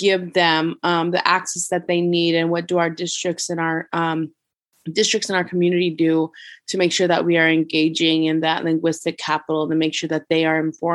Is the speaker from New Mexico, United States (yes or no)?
yes; Las Vegas, New Mexico, United States; moved away as an adult; also born or lived in Albuquerque, New Mexico; now in Kansas, United States; I was born and raised in Las Vegas, New Mexico, which is a small town in the north side of New Mexico.